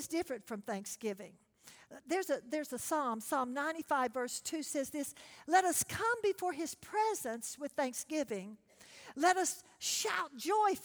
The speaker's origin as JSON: {"language": "English", "region": "Texas", "country": "United States", "said": "I'm from Texas"}